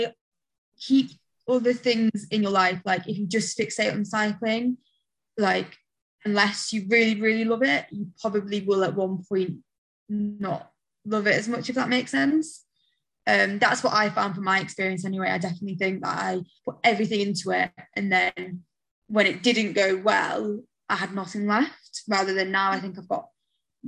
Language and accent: English; United Kingdom; as a Brit